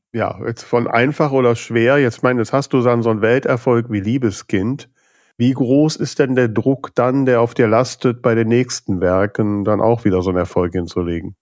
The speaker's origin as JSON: {"language": "German", "town": "Düsseldorf", "region": "North Rhine-Westphalia", "country": "Germany", "said": "ich bin Düsseldorfer Ecke"}